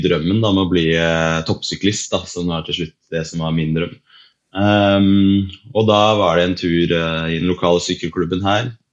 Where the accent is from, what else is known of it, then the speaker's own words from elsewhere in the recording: Lillehammer, Innlandet, Norway; Så jeg er jo fra Lillehammer, så jeg har jo vært eh, så heldig å vokse opp med ski på beina som eh, mange andre her i byen